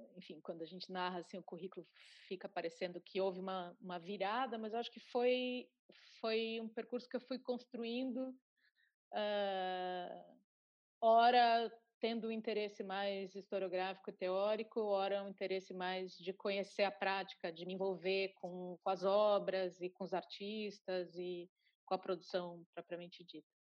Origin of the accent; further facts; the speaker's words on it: Curitiba, Paraná, Brazil; lá em Curitiba, de onde eu sou